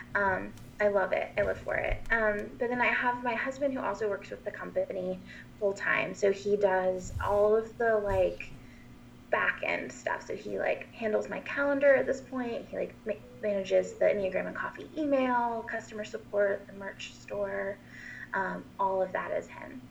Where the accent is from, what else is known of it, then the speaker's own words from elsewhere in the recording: Asheville, North Carolina, United States; I'm from Asheville, North Carolina